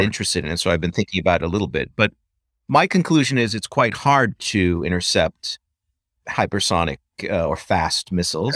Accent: United States; as an American

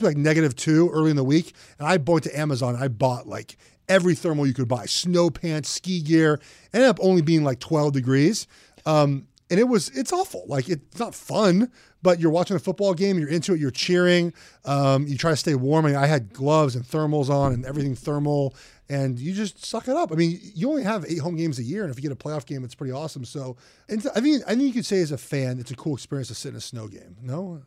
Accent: Los Angeles, California, United States; also born or lived in Oregon; I grew up in Los Angeles. I grew up here. I did not see snow as a kid

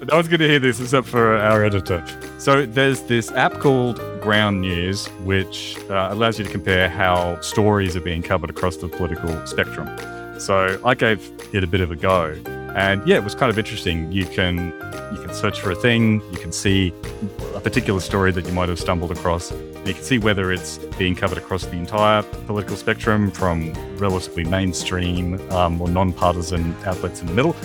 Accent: Australia

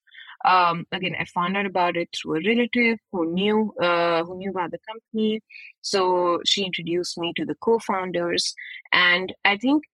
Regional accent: New Delhi, Delhi, India; moved away; I'm from India, as you can guess from my accent. I was born and brought up in the capital city of New Delhi

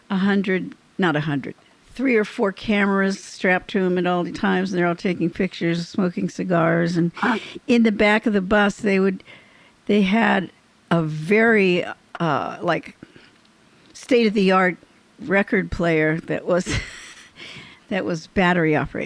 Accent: Orange County, California, United States; I was from Orange County

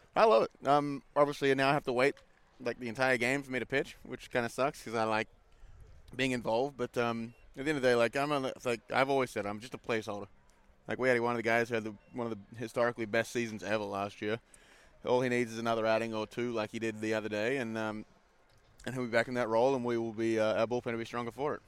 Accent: Wanneroo, Western Australia, Australia; moved away as an adult; now in United States; my hometown, my home ball club.

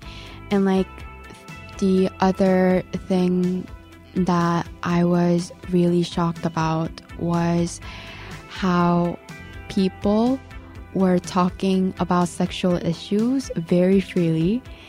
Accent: Canada; But if like someone asks, are you Korean or are you Canadian? Then I'm going to say I'm Korean Canadian.

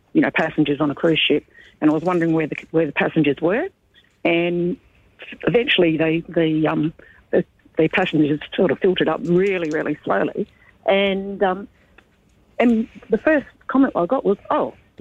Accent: Darwin, Northern Territory, Australia; I was born in Darwin

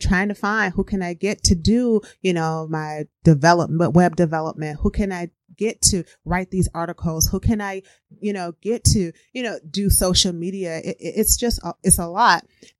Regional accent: Midwest, United States; now in Wisconsin, United States

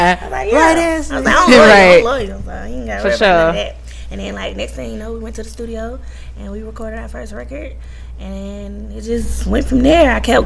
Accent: Albany, Georgia, United States; moved away as an adult; now in Atlanta, United States; I'm from Albany, Georgia.

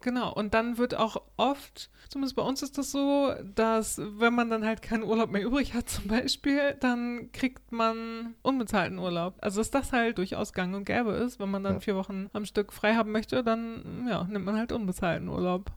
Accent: Germany; now in Sweden; als Deutscher

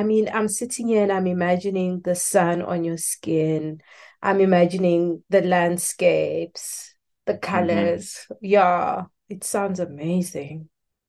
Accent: Johannesburg, Gauteng, South Africa; moved away as an adult; now in Japan; I'm actually from Joburg.

